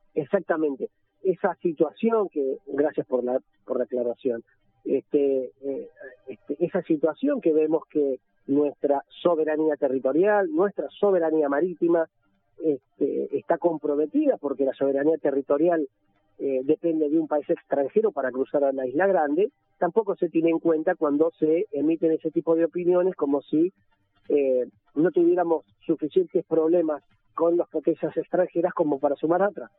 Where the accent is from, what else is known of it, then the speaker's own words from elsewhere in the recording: Tierra del Fuego, Argentina; en nuestra provincia